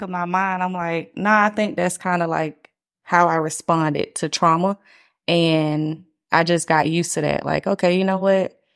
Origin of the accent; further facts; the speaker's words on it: Atlanta, Georgia, United States; I'm from Atlanta